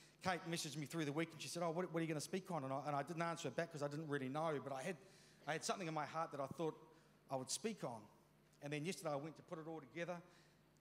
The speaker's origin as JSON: {"language": "English", "country": "New Zealand", "tie": "born or raised there", "said": "I was brought up in Ralreka, you know, in that years 1 to 13 as a teenager in the 70s"}